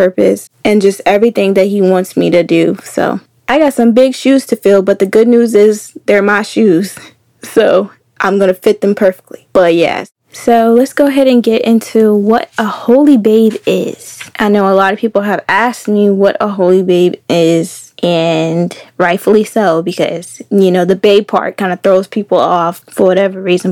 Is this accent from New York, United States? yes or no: no; Keysville, Virginia, United States; moved away; I'm from Virginia. Keysville, Virginia, to be specific. I'm a country girl